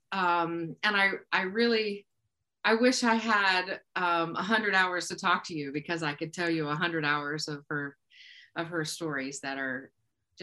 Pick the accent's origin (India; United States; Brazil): United States; Moundsville, West Virginia; now in Wheeling, United States; I grew up in Moundsville, West Virginia